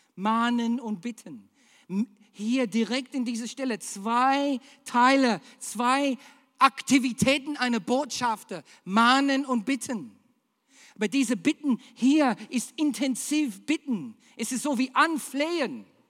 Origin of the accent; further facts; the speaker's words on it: Australia; German is a second language; now in Germany; Ich bin Australier.